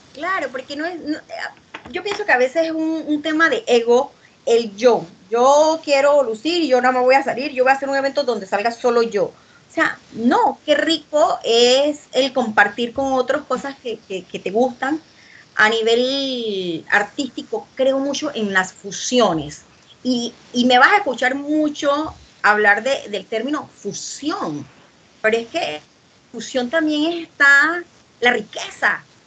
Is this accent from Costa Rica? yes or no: no; Panama; el poema de mi tierra, que es un poema dedicado al café de Panamá